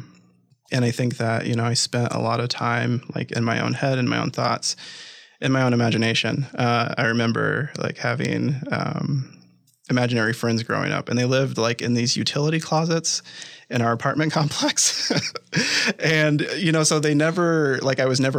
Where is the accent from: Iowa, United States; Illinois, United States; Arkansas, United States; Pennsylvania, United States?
Iowa, United States; Des Moines; also born or lived in Hinton, Iowa / Ames, Iowa; I grew up in the Midwest. I was born and raised in Des Moines, Iowa.